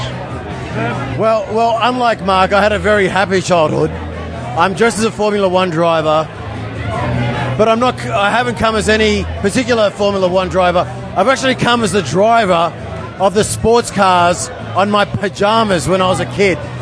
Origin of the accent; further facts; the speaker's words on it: Sydney, New South Wales, Australia; I'm from Sydney